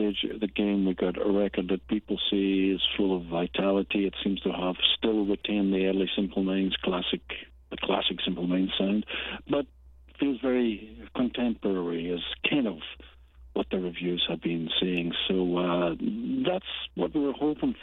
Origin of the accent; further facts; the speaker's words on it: Glasgow, Scotland, United Kingdom; When we grew up in Glasgow in the 60s, 70s, it was a bit down on its heel